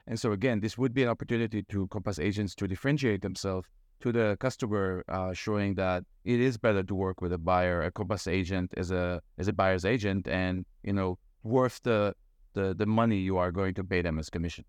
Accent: Israel; moved away as an adult; now in Brookline, United States; I am, so we said from Israel. Mm-hmm. Uh, I moved here uh, in 2004 to get my PhD

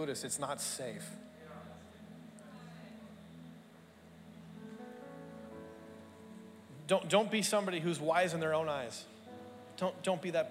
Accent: Canada; now in Australia; Growing up in Canada

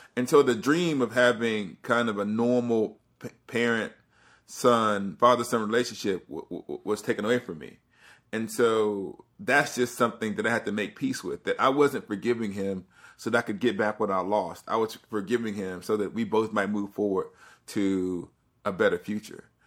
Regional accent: Alabama, United States; I'm from the South, I'm from Alabama

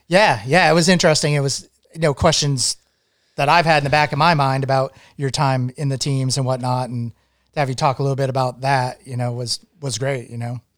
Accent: Maine, United States; moved away as an adult; also born or lived in Vermont / New England; Uh, I grew up in Maine. I grew up, actually grew up as a, as a child on an island on the coast of Maine.

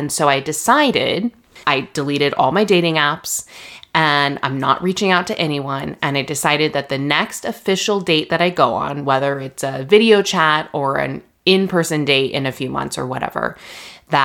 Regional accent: Redlands, California, United States; my hometown, Redlands

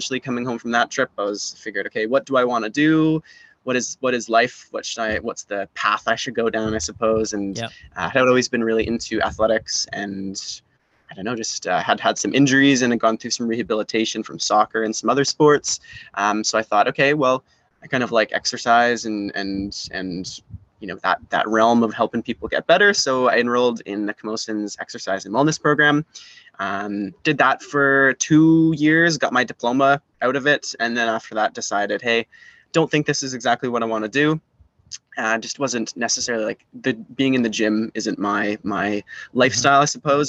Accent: Salt Spring Island, British Columbia, Canada; now in Victoria, Canada; I grew up over on Salt Spring Island, was a born and raised Islander over there

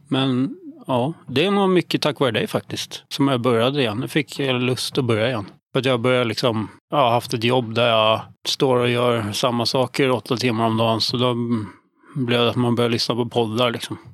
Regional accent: Stockholm, Stockholm County, Sweden; accent: stockholmska; mestadels i Hässelby

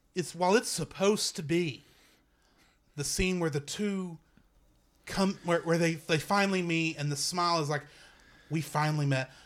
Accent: United States; as a American

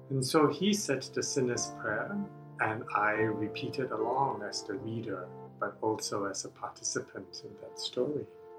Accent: Singapore; So I grew up in Singapore to English educated parents.

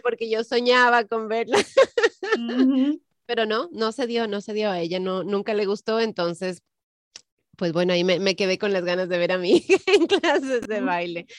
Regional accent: Ecuador; moved away; yo crecí, nací, nací, crecí en el Ecuador

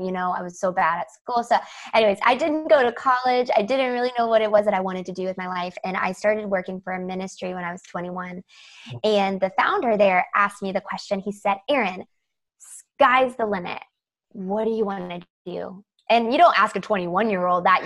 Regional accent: the South, United States; I grew up in the South

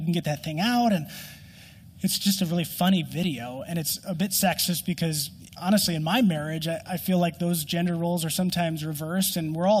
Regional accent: Minnesota, United States; I'm a Minnesotan and our winter lasts so long

